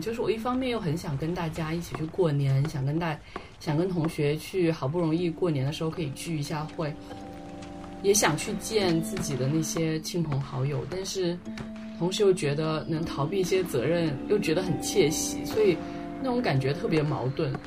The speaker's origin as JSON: {"language": "Chinese", "town": "Guilin", "region": "Guangxi", "country": "China", "tie": "born or raised there", "said": "我们桂林也有，就是我老家算泉州县吧"}